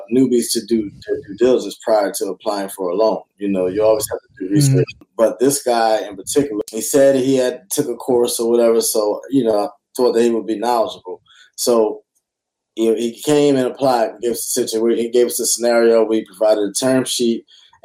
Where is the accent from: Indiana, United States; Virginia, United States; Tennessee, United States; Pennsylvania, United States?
Pennsylvania, United States; Philadelphia; I'm from Philly and I was throwing free real estate classes